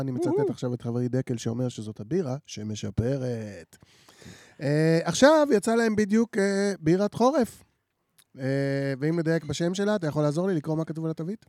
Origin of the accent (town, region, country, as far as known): Jerusalem, Jerusalem District, Israel